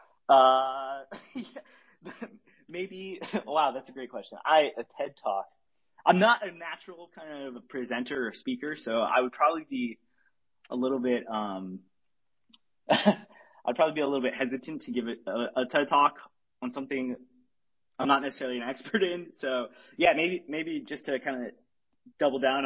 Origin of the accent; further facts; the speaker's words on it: Arizona, United States; now in California, United States; I grew up in Arizona, which I think, but I live in California now